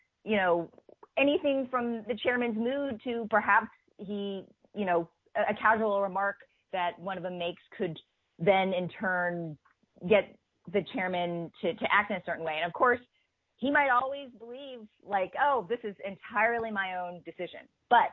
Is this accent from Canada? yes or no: no; United States; born or raised there